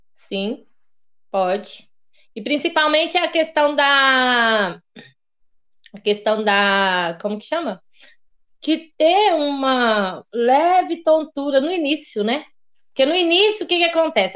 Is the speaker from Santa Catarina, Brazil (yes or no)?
no; Diamantina, Minas Gerais, Brazil; accent: mineiro; also born or lived in Lugano, Switzerland; now in Rio Claro, Brazil; Foi lá que eu nasci, em Diamantina, Minas Gerais.